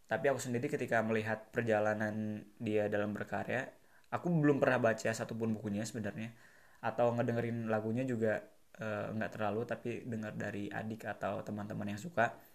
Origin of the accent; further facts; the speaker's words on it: Bandung, West Java, Indonesia; karena aku orang Bandung